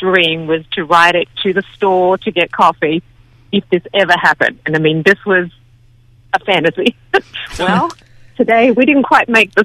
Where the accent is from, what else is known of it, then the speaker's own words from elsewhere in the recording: Australia; now in Texas, United States; myself being Australian